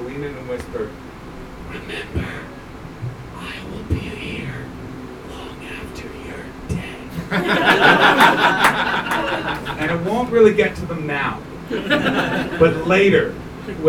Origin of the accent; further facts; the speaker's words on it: Canada; I am from Canada. We don't have posh people there